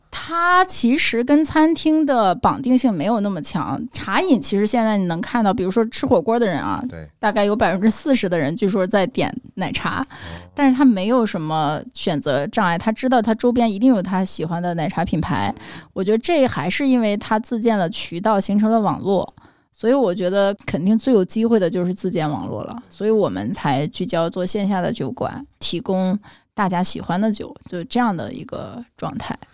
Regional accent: China; 我们的基因不一样，中国人就你看咖啡这么多年喝美式的也是少，我们就要加糖加奶，然后甜鲜香，这就是我们中国人喜欢的东西

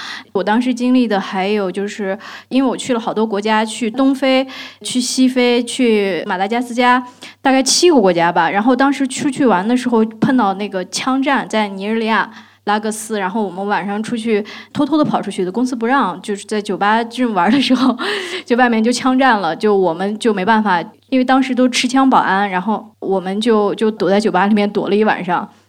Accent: China; 然后我们中国人都往外跑，但是那个我看到那个院子里面那些外国人都往都往里面跑

